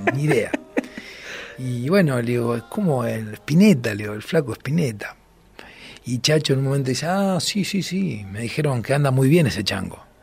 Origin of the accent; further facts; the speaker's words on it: Rosario, Santa Fe, Argentina; soy de Rosario